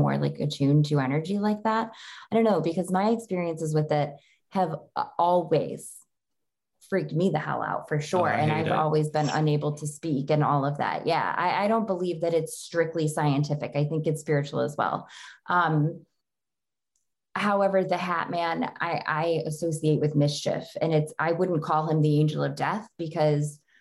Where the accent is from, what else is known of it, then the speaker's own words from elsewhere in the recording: Genesee County, Western New York, United States; moved away; I'm from Genesee County in upstate New York. So I'm from more like Western New York.